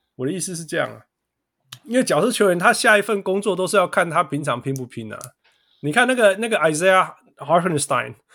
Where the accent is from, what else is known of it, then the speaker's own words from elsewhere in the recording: Kaohsiung, Taiwan; accent: southern Taiwanese accent, mixed; also born or lived in Tainan; 因为我是高雄人